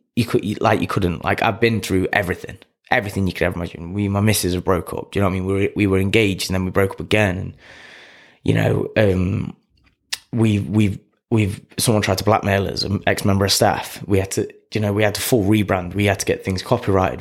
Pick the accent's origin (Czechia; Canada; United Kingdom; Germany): United Kingdom; Clifton; I'm a kid from Clifton